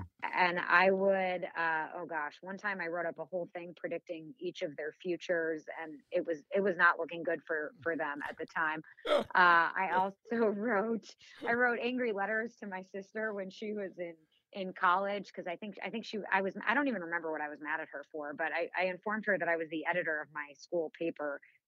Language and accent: English; Illinois, United States; I grew up in a suburb of Chicago. Haven't lived there in ages, but I still have family in the suburb that I grew up in, so I'm still back there pretty often.